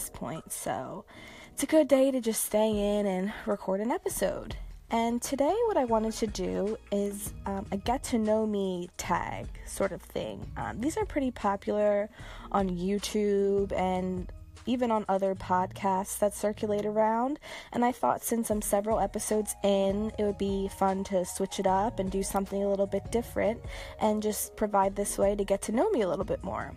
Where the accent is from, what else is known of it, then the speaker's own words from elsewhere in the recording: New Jersey, United States; I am from New Jersey, specifically South Jersey, pretty close to Philadelphia, like 20 to 25 minutes drive from it. Where do I live? I still live in South Jersey.